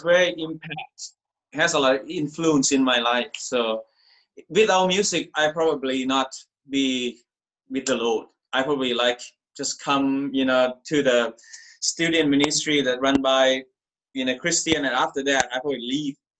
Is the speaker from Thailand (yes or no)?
yes; Thailand; I'm from Thailand. I grew up Buddhist